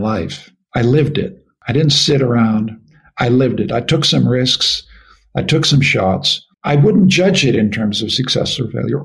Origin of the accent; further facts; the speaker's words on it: Canada; also born or lived in United Kingdom; As a Canadian